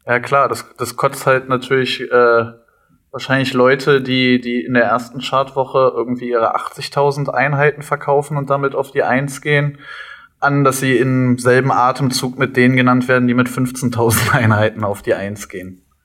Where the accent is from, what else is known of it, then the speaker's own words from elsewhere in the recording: Cottbus, Brandenburg, Germany; also born or lived in Leverkusen; also ich bin in Leverkusen mhm. geboren und in Cottbus aufgewachsen. Wir sind nach Cottbus gezogen, da war ich, glaube ich, zehn